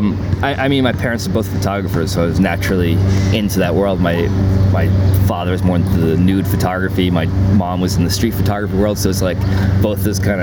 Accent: New York City, New York, United States; So basically I'm from Manhattan and I've lived everywhere

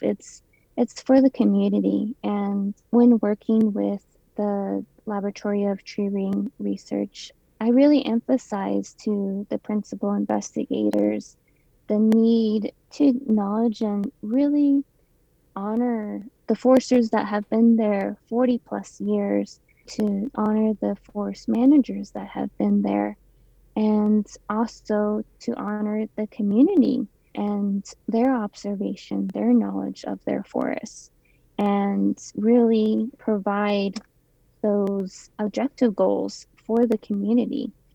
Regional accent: Ganado, Arizona, United States; also born or lived in Flagstaff, Arizona; I grew up in Ganado, so I live part time there and also in Flagstaff

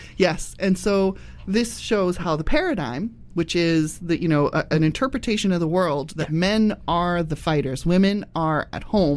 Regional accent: United Kingdom; moved away; I immigrated in, within my lifetime. Doesn't really matter. I'm British.

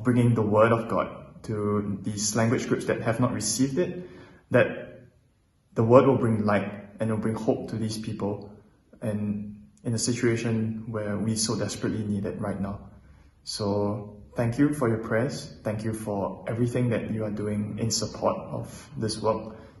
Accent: Singapore; moved away as an adult; now in Jerusalem, Israel; I'm from Singapore, and I've been studying in Jerusalem for just over a year now, and I'm preparing to go home to Singapore very soon.

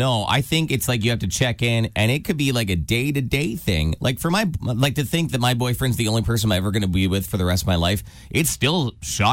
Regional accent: Windsor, Ontario, Canada; moved away; Windsor, my hometown.

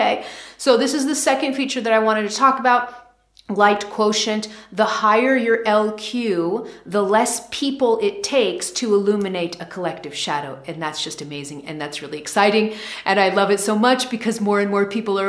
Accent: United States; I'm American

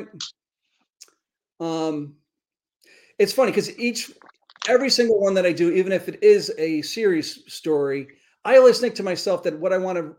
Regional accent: New York City, New York, United States; I grew up in the Bronx

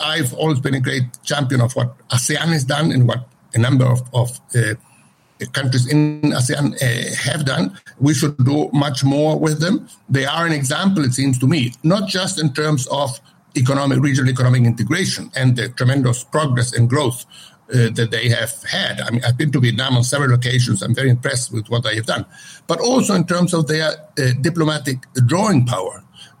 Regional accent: Chile; I'm from Chile

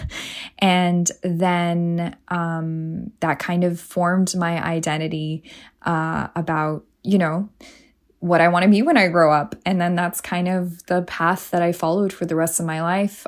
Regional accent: Toronto, Ontario, Canada; also born or lived in Iran; now in United States; growing up in Canada. Um, Toronto is a very multicultural city

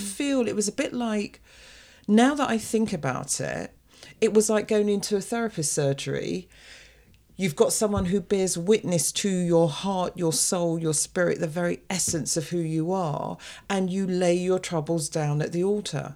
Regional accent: London, United Kingdom; the little girl who was brought up in an African Caribbean family in the U K

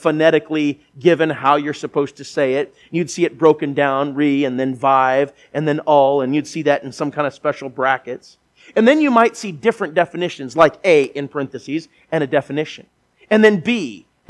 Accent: Minnesota, United States; I grew up in Minnesota, not very far from here

